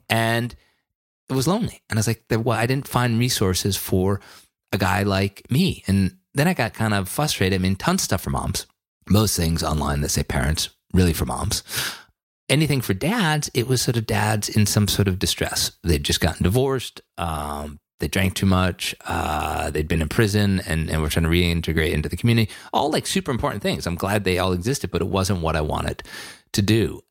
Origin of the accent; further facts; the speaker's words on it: Western Massachusetts, United States; when I was a kid growing up in Western Massachusetts